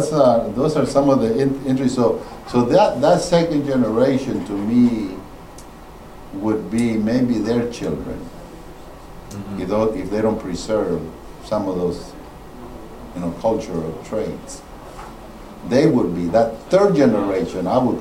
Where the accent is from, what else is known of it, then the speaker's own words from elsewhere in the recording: Louisiana, United States; now in Georgia, United States; My boys, they were born in Georgia. I grew up in Louisiana.